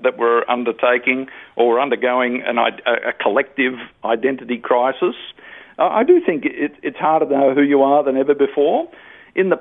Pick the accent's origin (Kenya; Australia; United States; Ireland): Australia; I'm an Australian, I'm male